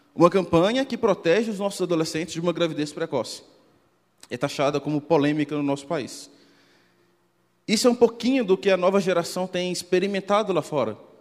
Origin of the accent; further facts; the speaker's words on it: Minas Gerais, Brazil; accent: mineiro; Eu sou mineiro, talvez pelo contato, pelo sotaque você já deve ter percebido